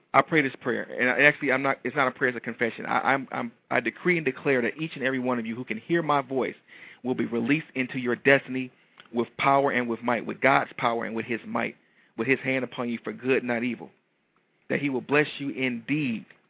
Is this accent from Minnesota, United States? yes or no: no; Detroit, Michigan, United States; I'm from Detroit. You know Detroit people are a little little flashy